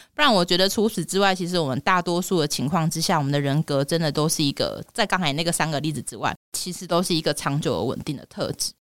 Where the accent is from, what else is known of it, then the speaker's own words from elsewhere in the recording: Taiwan; 我们台湾人或是亚洲人